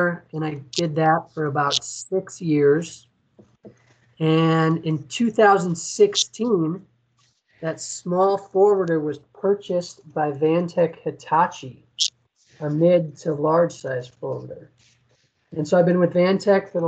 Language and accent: English; Chicago, Illinois, United States; I'm from Chicago, and I was working in Chicago.